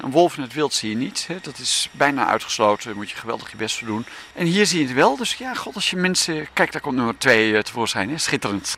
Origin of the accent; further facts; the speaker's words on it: Haarlem, North Holland, Netherlands; moved away; also born or lived in Achterhoek, Gelderland; ik kom uit Haarlem, ik woon in Haarlem. Maar, en, ehm, eh, en ik ben geboren in de Achterhoek